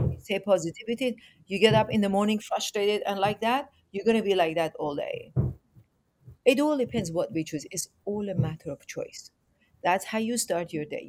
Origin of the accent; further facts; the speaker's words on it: Iran; moved away; also born or lived in England; I'm originally from Iran